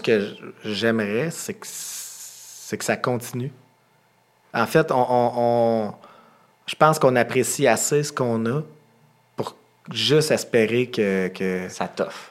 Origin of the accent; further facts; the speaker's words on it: Quebec, Canada; on vient du Québec